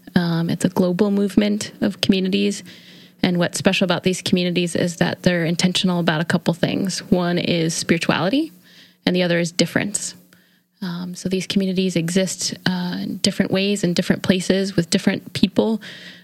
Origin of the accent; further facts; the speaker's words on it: Hamburg, New York, United States; I grew up in Buffalo, New York, actually in a little suburb south of Buffalo called Hamburg, New York